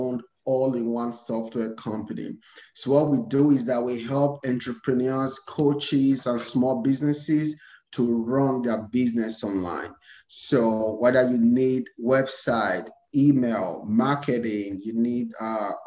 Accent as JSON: {"language": "English", "country": "Nigeria", "tie": "born or raised there", "moved": "as an adult", "lives_now": "United States", "said": "I was born and raised in Nigeria. So I came to America a couple of years ago"}